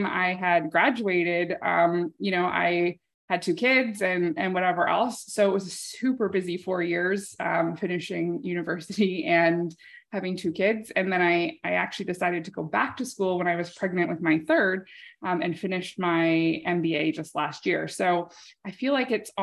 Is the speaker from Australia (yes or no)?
no; Canada; I'm a Canadian